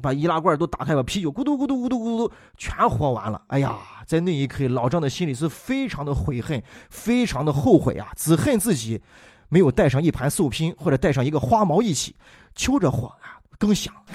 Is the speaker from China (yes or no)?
yes; Shaanxi, China; 咱们陕西人说起来